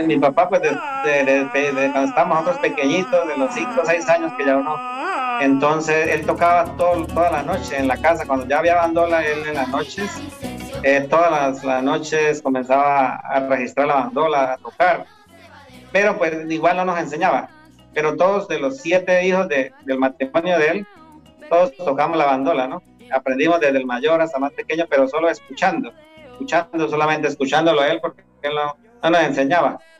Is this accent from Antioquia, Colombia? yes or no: no; Maní, Casanare, Colombia; Soy de Maní, Sanares, soy músico tradicional, bandolista